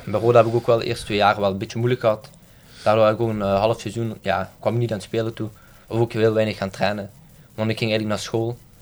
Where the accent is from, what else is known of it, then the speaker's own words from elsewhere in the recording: Maasmechelen, Flanders, Belgium; now in Dilsen, Belgium; ik woon in Delsen, maar ik ben opgegroeid in Maasmechelen